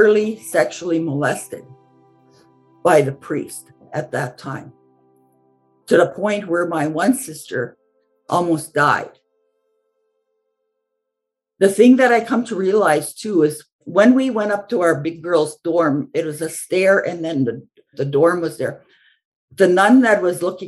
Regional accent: Cowessess First Nation, Saskatchewan, Canada; I'm from the Cowessess First Nation, which is a Cree and Ojibwe tribes.

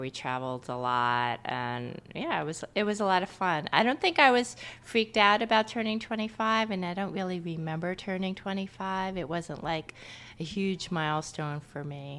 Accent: New York, United States; moved away as an adult; also born or lived in Boston; I'm from New York, so I lived, uh, in a different city for a few years

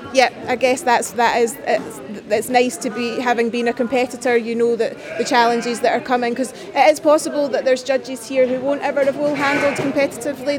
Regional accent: Scotland, United Kingdom; I've competed for a long time as a Scottish representative

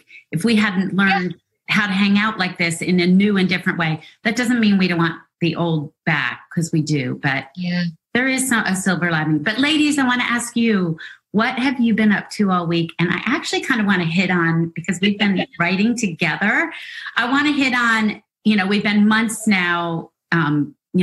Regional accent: Birmingham, Alabama, United States; it is in my hometown. It is Thank You Books in Birmingham, Alabama

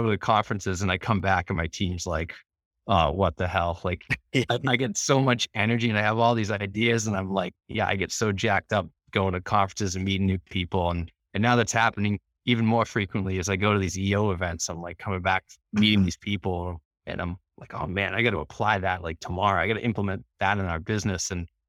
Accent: Norwood, Massachusetts, United States; I grew up actually not far from Boston in Norwood, in a lower, not quite middle class family

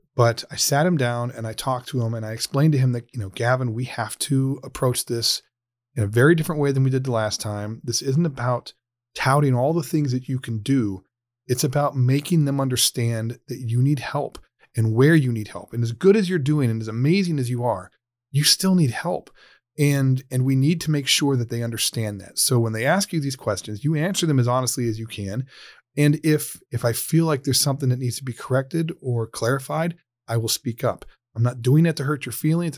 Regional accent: Ohio, United States; the state of Ohio, uh, my home state, my home community

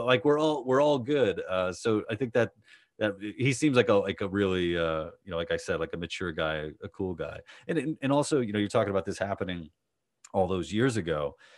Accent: New York City, New York, United States; I grew up in Queens

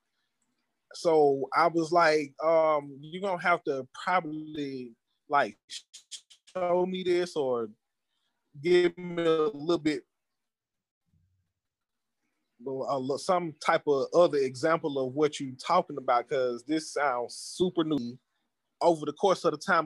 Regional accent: Atlanta, Georgia, United States; I'm from Atlanta

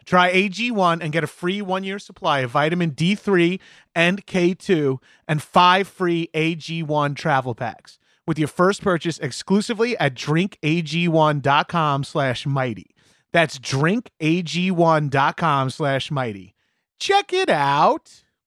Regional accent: Long Island, New York, United States; moved away; also born or lived in Manhattan, United States; a meathead growing up on Long Island

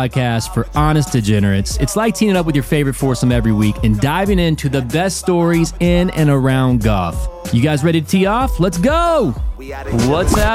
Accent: North Carolina, United States; I'm from North Carolina. I can't really give dialect lessons

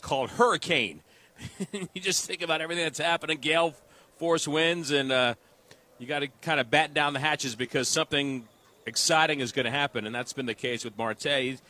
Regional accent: New York, United States; We're both from New York, but he grew up in New York, and he still had family there.

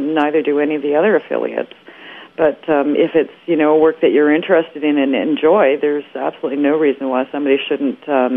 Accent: Toronto, Ontario, Canada; moved away; also born or lived in Calgary; I'm from Toronto originally, so I was working in Canada as an air traffic controller in Calgary

